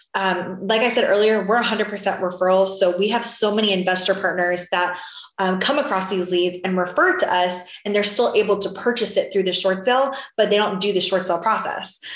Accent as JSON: {"language": "English", "region": "Florida", "country": "United States", "moved": "yes", "lives_now": "Texas, United States", "said": "I'm from originally from Florida and now I'm in Texas"}